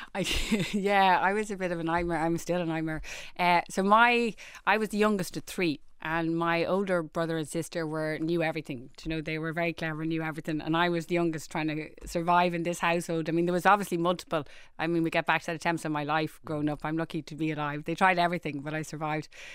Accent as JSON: {"language": "English", "town": "Dublin", "region": "Leinster", "country": "Ireland", "tie": "born or raised there", "said": "I grew up in Rohini, um, we lived on your classic housing estate"}